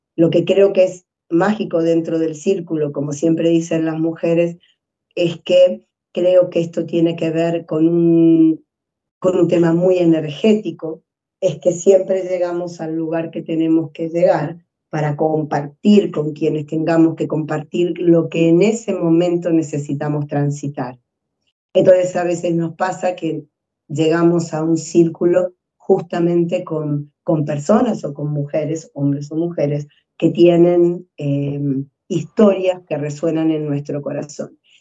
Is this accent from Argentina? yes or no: yes; Argentina; moved away as an adult; also born or lived in Spain / Chile; now in Peru; yo soy argentina, pero primero viví un tiempo en España estudiando mi máster y después llegué a Chile 10 años y después a Perú